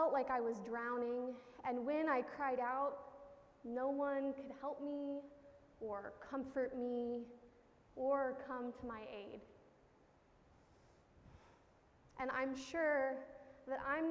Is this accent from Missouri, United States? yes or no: yes; Missouri, United States; moved away as an adult; now in Connecticut, United States; living out of my home state of Missouri for the first time